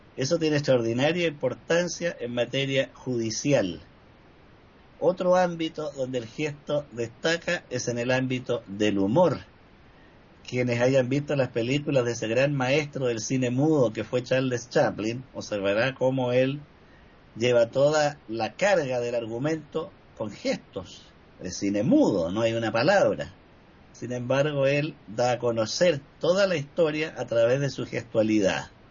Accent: Chile; en mi país

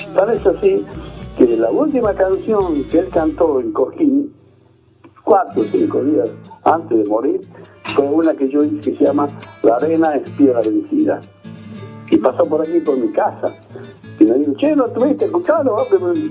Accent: Salta, Argentina; moved away as an adult; also born or lived in Tucumán; now in Buenos Aires, Argentina; cuando salí de mi tierra, de Salta. Este, y uno, ahora yo vivo en Buenos Aires, o sea que somos desarraigados, no estamos más en donde nacimos, donde crecimos.

